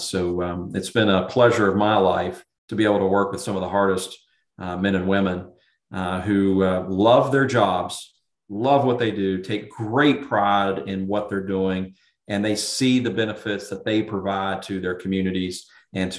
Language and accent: English; Charleston, West Virginia, United States; I grew up in and around Charleston, West Virginia